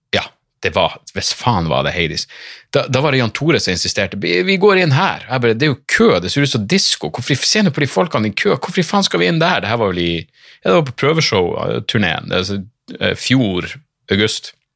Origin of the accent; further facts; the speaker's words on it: Narvik, Nordland, Norway; also born or lived in Bodø; Jeg bare Narvik